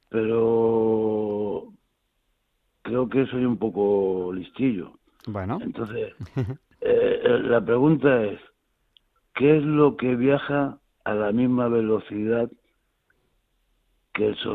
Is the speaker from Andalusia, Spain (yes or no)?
no; Reus, Catalonia, Spain; born there; Nací en Reus.